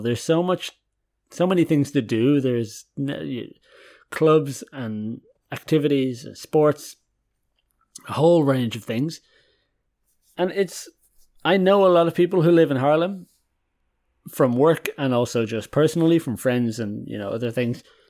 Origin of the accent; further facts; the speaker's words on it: Dublin, Leinster, Ireland; moved away as an adult; also born or lived in County Westmeath, Ireland / Germany; now in Haarlem, Netherlands; I'm Irish, born and raised there for twenty-three years. live in Dublin for a lot of my life. Consider myself a Dubliner